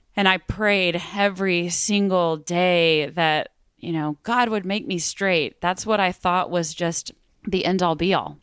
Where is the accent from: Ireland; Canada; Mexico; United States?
United States; Midland, Texas; also born or lived in Austin, Texas; I grew up in Midland, Texas